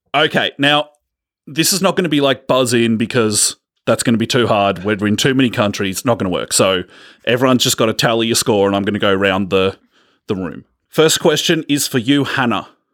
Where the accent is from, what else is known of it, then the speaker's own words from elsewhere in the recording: Australia; We're from Australia